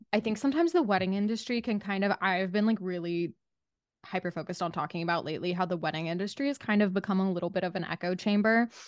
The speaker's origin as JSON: {"language": "English", "region": "Utah", "country": "United States", "tie": "born or raised there", "also_born_or_lived": "Southern California / Los Angeles", "moved": "yes", "lives_now": "New York, United States", "said": "I grew up in Utah and then, like, partially in Southern California, I lived in L A for a second before this"}